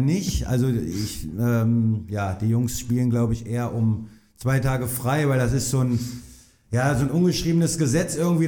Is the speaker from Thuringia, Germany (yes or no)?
no; North Rhine-Westphalia, Germany; da komme ich halt her. Das ist, das ist meine Heimat